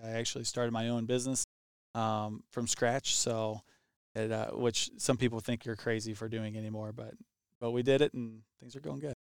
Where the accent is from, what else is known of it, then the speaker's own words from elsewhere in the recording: Highland, Illinois, United States; I grew up actually here in Highland